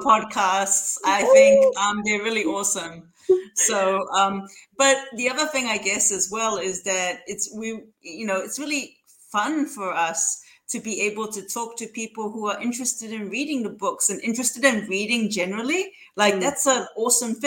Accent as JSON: {"language": "English", "country": "Samoa", "tie": "born or raised there", "also_born_or_lived": "Auckland, New Zealand", "moved": "as an adult", "said": "when I was growing up in Samoa"}